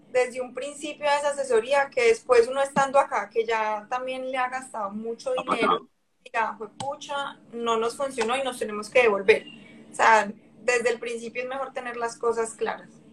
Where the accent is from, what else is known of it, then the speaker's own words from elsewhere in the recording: Cali, Valle del Cauca, Colombia; moved away as an adult; also born or lived in Medellín, Colombia; now in Hamilton, Canada; yo soy de Cali y Medellín también me enamoró, o sea, por cosas de la vida con mis papás terminamos en Medellín